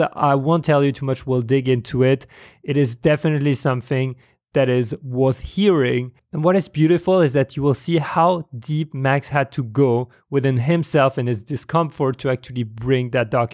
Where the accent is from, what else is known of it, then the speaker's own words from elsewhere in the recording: France; moved away; I come from France